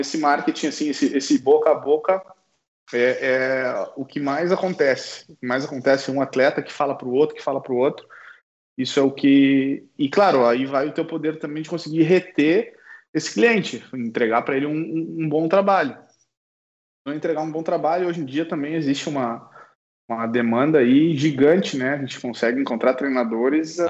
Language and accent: Portuguese; Uruguaiana, Rio Grande do Sul, Brazil; moved away; na minha cidade natal, aqui em Uruguaiana